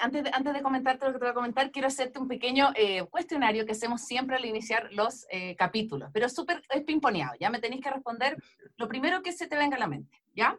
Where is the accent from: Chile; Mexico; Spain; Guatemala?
Chile; yo chilena